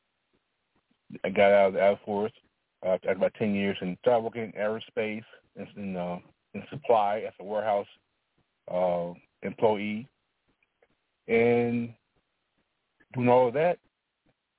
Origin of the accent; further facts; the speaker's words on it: Alabama, United States; I was born in Alabama